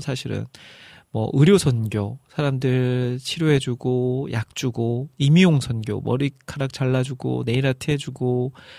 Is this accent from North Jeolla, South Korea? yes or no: yes; Iksan, North Jeolla, South Korea; moved away; 제 고향, 익산으로 내려가기로 했습니다.